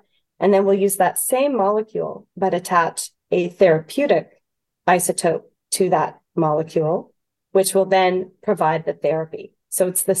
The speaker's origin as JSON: {"language": "English", "country": "Canada", "said": "as a Canadian"}